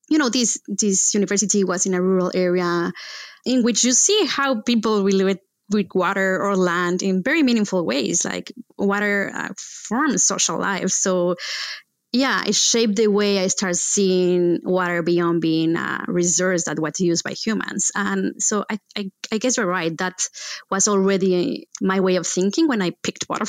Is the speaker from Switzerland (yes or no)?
no; central Mexico, Mexico; moved away as an adult; also born or lived in Texas; I was born in Mexico, in central Mexico, and educated among a farm and the city